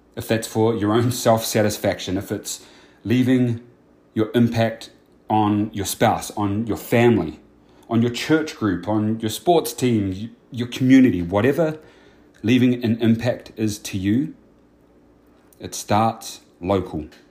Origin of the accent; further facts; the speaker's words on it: New Zealand; now in United States; I was born and raised in New Zealand.